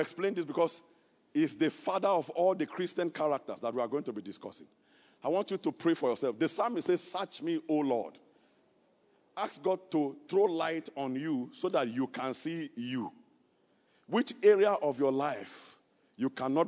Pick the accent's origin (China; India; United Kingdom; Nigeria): Nigeria; Kogi; moved away; I am from Kogi State. I am not from Niger State